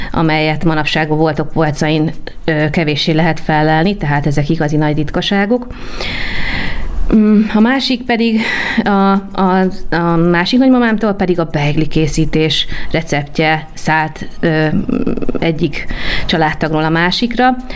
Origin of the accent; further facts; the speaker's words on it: Budapest, Hungary; egy belvárosi millióben nőttem föl, amely lehetővé tette, hogy a Vörös Marti téri, illetve az egyéb karácsonyi vásárok már ideje korán meghozzák a családunk számára a karácsonyi hangulatot